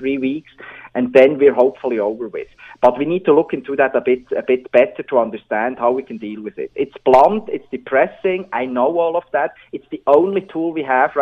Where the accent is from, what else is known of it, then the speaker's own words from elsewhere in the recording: Switzerland; English is a second language; moved away; as you can hear from my accent, I'm originally from Switzerland.